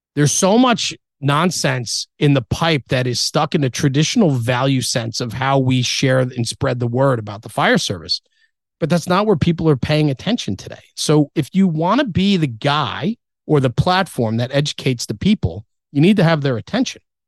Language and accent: English; Ridgewood, New Jersey, United States; I was born in Ridgewood, New Jersey